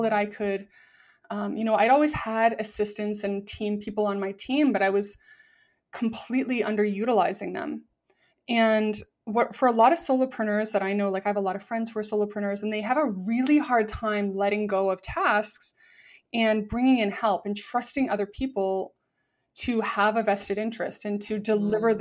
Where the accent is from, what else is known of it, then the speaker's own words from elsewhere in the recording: Vancouver, British Columbia, Canada; I'm from Vancouver, Canada